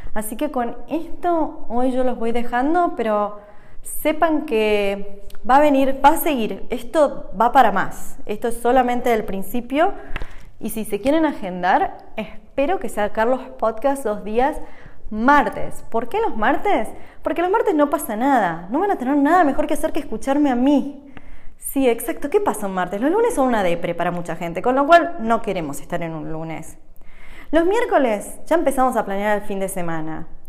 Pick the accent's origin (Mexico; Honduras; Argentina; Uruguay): Argentina; moved away as an adult; also born or lived in United States; now in Switzerland; Yo nací en Argentina hace 38 años y un cachín y me mudé hace 7 años a Estados Unidos